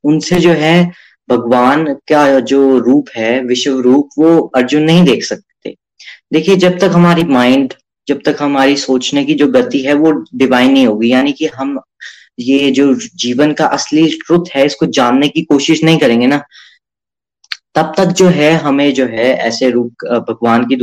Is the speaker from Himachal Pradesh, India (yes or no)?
yes; Chamba, Himachal Pradesh, India; मैं चंबा से हूं